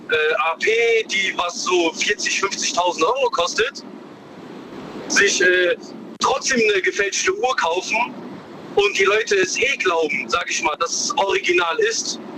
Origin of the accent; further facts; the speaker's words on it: China; now in Karlsruhe, Germany; ich bin in China geboren. Ich bin jetzt ah. zehn Jahre in Deutschland.